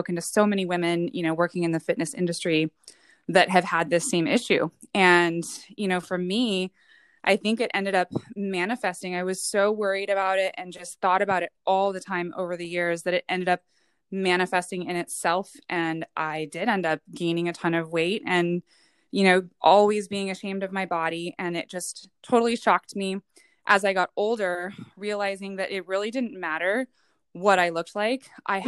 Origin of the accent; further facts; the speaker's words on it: West Coast, United States; also born or lived in Hawaii / Oregon / San Diego; So I was actually born in Hawaii, raised most West Coast, whether it was in Oregon or California, but have spent the majority of my life in the San Diego area.